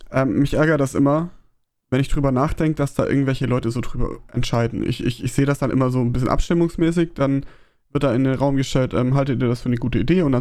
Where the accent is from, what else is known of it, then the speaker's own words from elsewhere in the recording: Baden-Württemberg, Germany; Gruß an, an mein Heimatbundesland Baden-Württemberg.